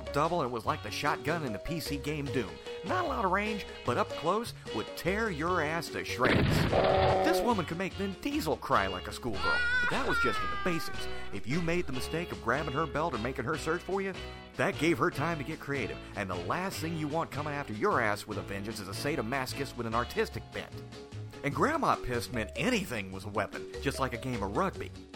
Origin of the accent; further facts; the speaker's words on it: the South, United States; I'm from the South